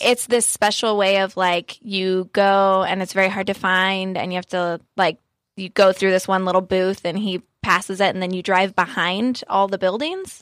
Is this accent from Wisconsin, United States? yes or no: no; Southern California, United States; I'm born and raised in Southern California